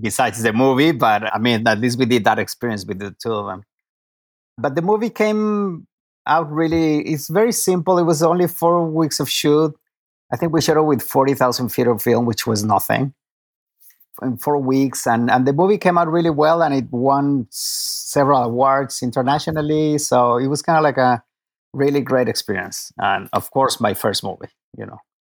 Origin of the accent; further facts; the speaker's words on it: Mexico City, Mexico; moved away as an adult; now in Los Angeles, United States; I am from Mexico City